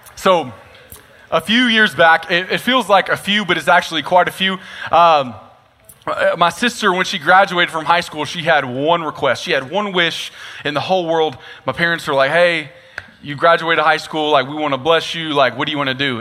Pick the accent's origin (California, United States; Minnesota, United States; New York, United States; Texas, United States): Texas, United States; Nacogdoches; I'm actually born and raised from Nacogdoches, Texas, so this is my hometown